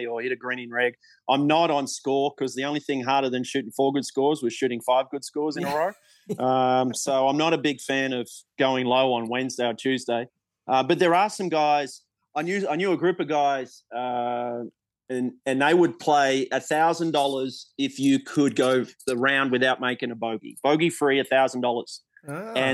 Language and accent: English; Australia; growing up in Australia